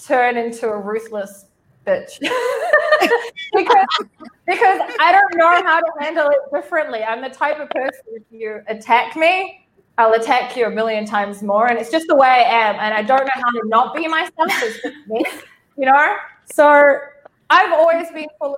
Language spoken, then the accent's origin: English; New Zealand; I grew up in New Zealand to Israeli parents